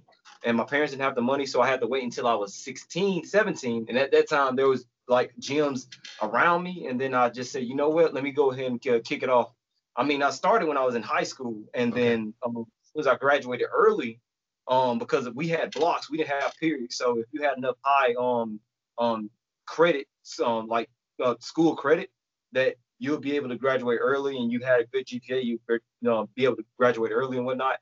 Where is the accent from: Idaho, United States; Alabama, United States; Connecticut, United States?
Alabama, United States; Camp Hill; also born or lived in Dayton, Alabama / Auburn, Alabama; I grew up in Camp Hill, Alabama, but I went to school in Dayton